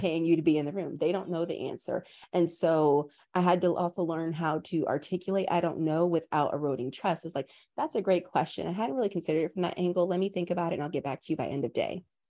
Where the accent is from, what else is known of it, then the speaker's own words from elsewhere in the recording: Tampa, Florida, United States; moved away; also born or lived in New York / London; I was raised in Tampa, Florida